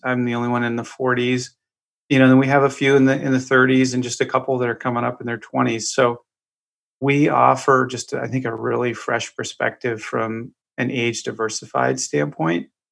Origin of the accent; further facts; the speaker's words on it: Eagle River, Alaska, United States; also born or lived in Juneau, Alaska; now in Florida, United States; I was born and raised in Alaska. I was born in Juneau, raised in a little town outside of Anchorage